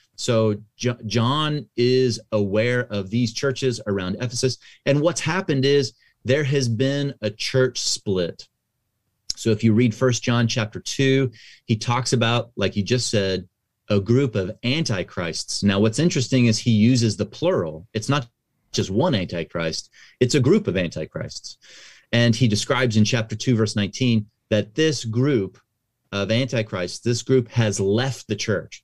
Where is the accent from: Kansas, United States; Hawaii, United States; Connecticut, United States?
Kansas, United States; now in California, United States; I actually grew up in the Midwest. I'm from Kansas, uh, so that's right in the middle of the United States